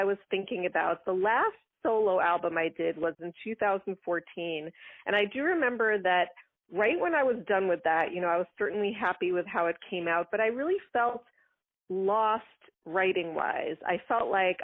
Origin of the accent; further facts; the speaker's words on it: Long Island, New York, United States; I grew up on Long Island in New York